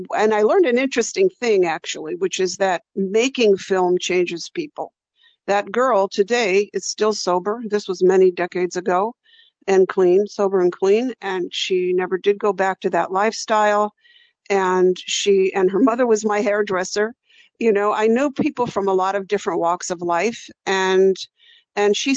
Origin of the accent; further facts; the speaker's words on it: San Francisco Bay Area, California, United States; growing up in the San Francisco Bay Area